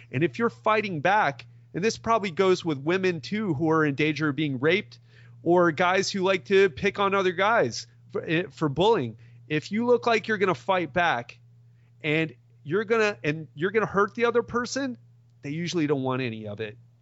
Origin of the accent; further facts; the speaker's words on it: Miami, Florida, United States; I'm from Miami, I moved to Miami Beach